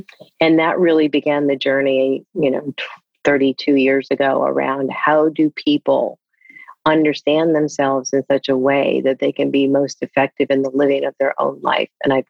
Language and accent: English; East Coast, United States; and I grew up on the East Coast, we shared that earlier